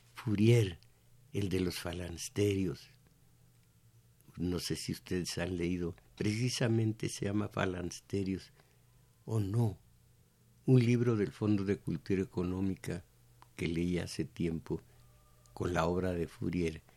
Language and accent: Spanish; Mexico